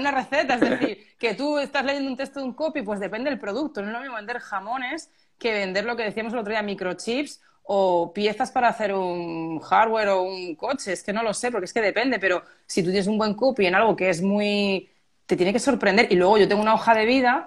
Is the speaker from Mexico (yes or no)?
no; Málaga, Andalusia, Spain; Málaga, yo soy de Málaga